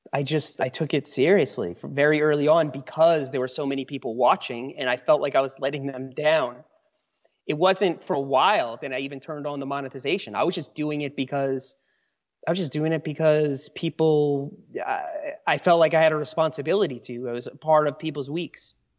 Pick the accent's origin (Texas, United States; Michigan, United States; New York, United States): New York, United States; moved away as an adult; also born or lived in Asheville, North Carolina; now in Brevard, United States; I grew up in New York. That's where I spent most of my life till I was in my mid-twenties